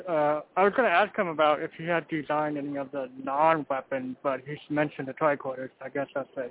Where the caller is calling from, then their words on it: Portland, United States; from Portland.